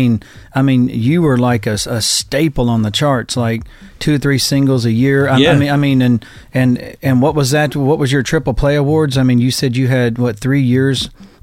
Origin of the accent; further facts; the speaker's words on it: Macon, Georgia, United States; I'm from Georgia too. I'm from Macon, Georgia